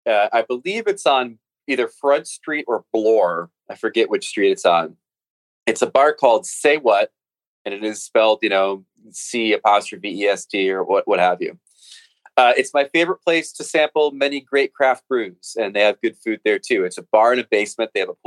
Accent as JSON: {"language": "English", "country": "United States", "said": "So as an American writer who doesn't have a cottage"}